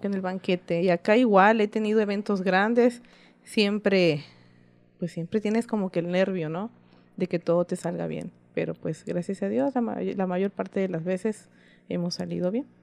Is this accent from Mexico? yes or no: yes; Isla, Veracruz, Mexico; soy originaria de Isla Veracruz